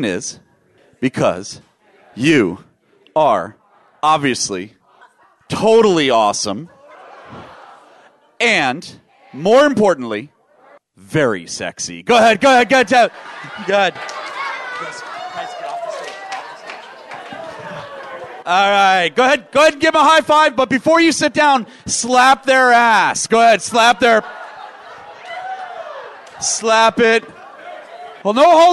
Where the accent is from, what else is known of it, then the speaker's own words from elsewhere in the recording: Washington, District of Columbia, United States; I grew up in Washington, D.C. area in public schools